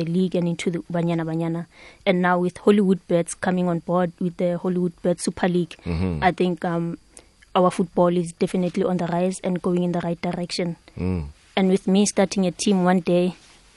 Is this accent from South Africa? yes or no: yes; Soweto, Gauteng, South Africa; one of the places where I grew up in Pimville